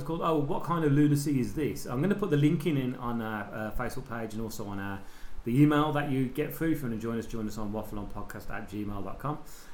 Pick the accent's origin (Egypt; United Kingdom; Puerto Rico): United Kingdom; England; I'm English and because we're ignorant, we don't speak any other language.